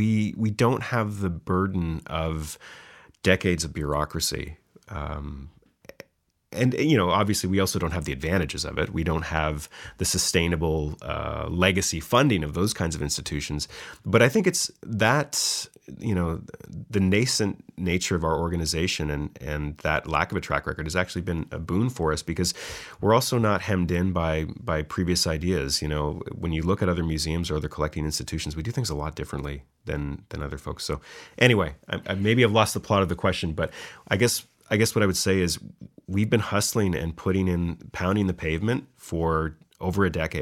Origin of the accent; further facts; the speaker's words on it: Ontario, Canada; moved away; I'm from Ontario myself